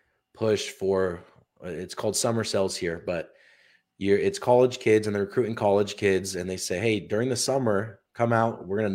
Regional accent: Utah, United States; Yeah, and I grew up in Utah. So good state, a lot of outdoors things

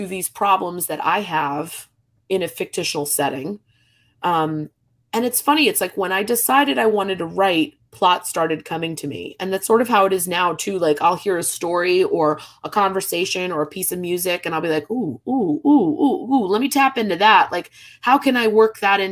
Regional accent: New Jersey, United States; also born or lived in New York / Connecticut; now in Charleston, United States; I grew up in New Jersey, this has always been home

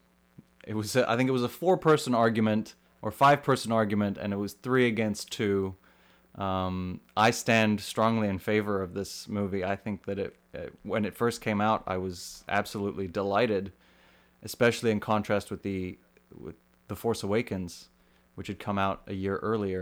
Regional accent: South Africa; also born or lived in United Kingdom; I am from South Africa. And I lived many years in the UK as well, so all of those three accents come very naturally to me.

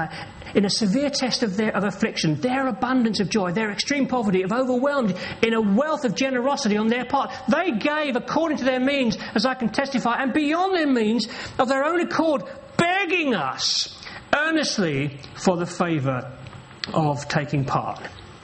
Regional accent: England, United Kingdom; Well, I'm an Englishman, you know. We're a bit like that, aren't we?

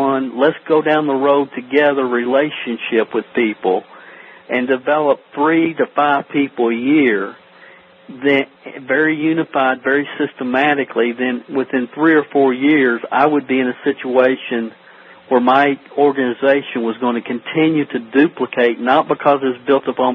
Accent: Stamping Ground, Kentucky, United States; I'm from a little town in Kentucky called Stamping Ground. It's population 400. It's like Mayberry. Literally, there's not a stoplight in the town, and that's kind of where I grew up here in Kentucky.

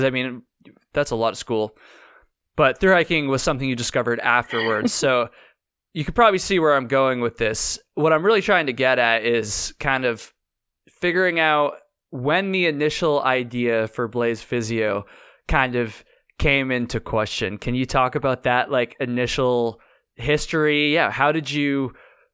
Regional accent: Vermont, United States; I'm from Vermont. Like, I grew up hiking on the long trail

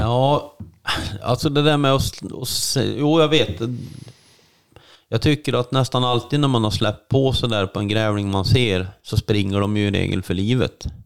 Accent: Värmland, Sweden; moved away as an adult; now in Älvdalen, Sweden; jag är ju född uppväxt i Värmland

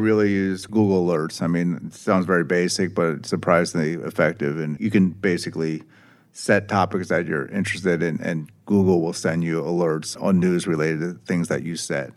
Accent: Philadelphia, Pennsylvania, United States; I'm personally from Philadelphia

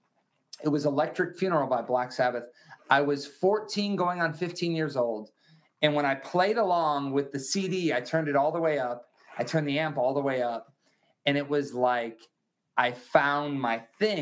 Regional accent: Wisconsin, United States; I grew up in Wisconsin in America

